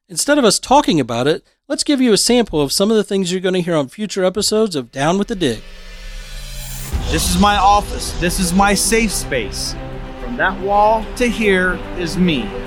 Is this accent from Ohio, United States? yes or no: yes; Lima, Ohio, United States; growing up in somewhat small towns, you in Portsmouth, me in Lima